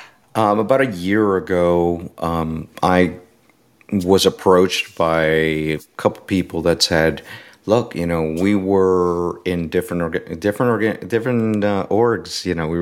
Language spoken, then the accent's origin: English; Puerto Rico; You know, I'm originally from Puerto Rico.